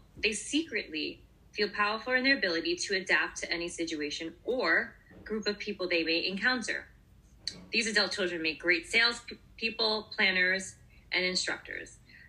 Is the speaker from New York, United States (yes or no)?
yes; Brooklyn, New York, United States; And I'm from Brooklyn, you know